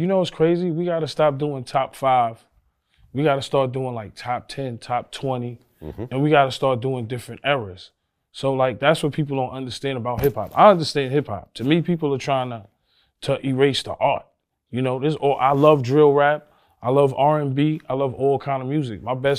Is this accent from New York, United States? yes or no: yes; New York, United States; to remember I was from New